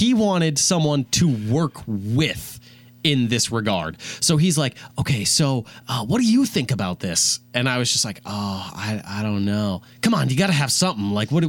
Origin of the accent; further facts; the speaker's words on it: Rogers, Minnesota, United States; I'm a journalist major. I'm from Rogers, Minnesota.